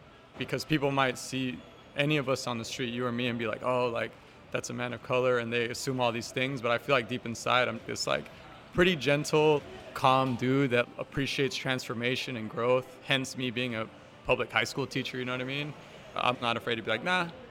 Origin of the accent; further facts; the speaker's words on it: the Bay Area, California, United States; as a young man of color growing up in the Bay